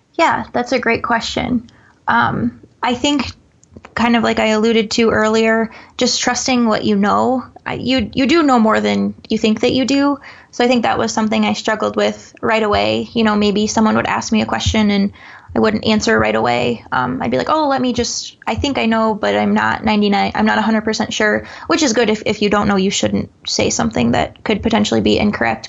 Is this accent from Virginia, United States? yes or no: no; Eastern Iowa, United States; I'm obviously from Eastern Iowa, so a lot of my family's back there.